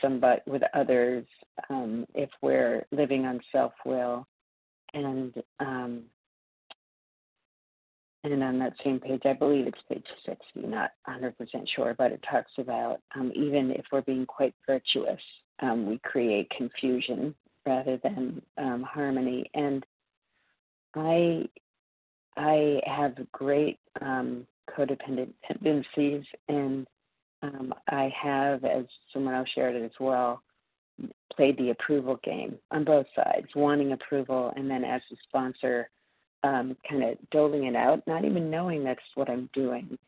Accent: Massachusetts, United States; also born or lived in New York City; calling in from New York City this morning, but I'm from Massachusetts

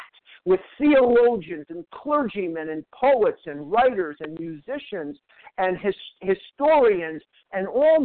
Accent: Chicago, Illinois, United States; now in Arizona, United States; I'm from Chicago.

